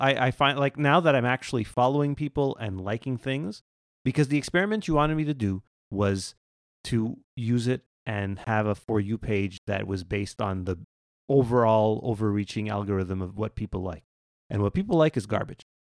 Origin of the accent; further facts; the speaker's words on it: Canada; I'm Canadian.